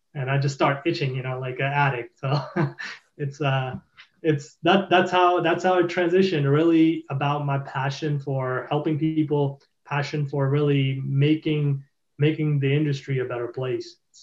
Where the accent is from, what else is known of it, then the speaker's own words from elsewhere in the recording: Boston, Massachusetts, United States; I'm from Boston